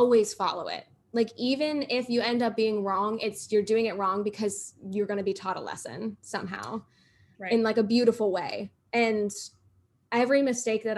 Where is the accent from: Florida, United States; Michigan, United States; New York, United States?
Florida, United States; I'm from Florida.